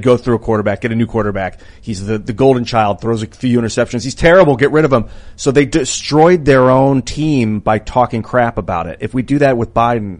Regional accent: Cleveland, Ohio, United States; I was born in Ohio and Cleveland Browns for life. Cleveland Browns fan because that's my hometown.

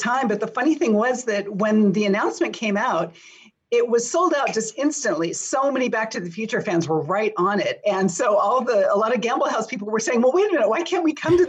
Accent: Pasadena, California, United States; I grew up in Pasadena

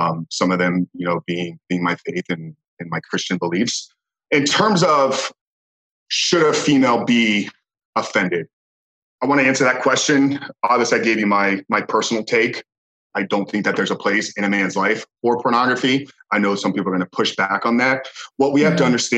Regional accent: Tampa, Florida, United States; born and raised in Tampa, Florida, and still residing here today

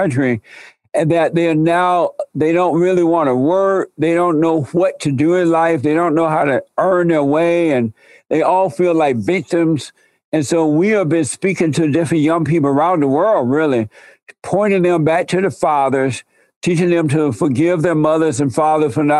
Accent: Alabama, United States; I grew up in Alabama under the Jim Crow laws

